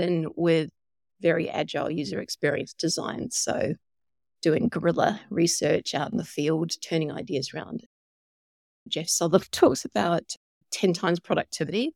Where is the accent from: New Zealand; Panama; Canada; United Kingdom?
New Zealand; moved away; also born or lived in Australia / Silicon Valley; I'm a Kiwi by birth